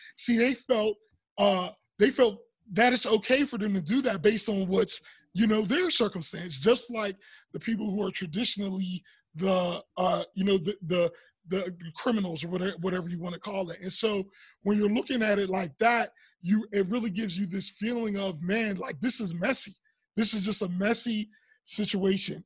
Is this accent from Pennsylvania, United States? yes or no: yes; Pittsburgh, Pennsylvania, United States; moved away as an adult; we grew up in Pittsburgh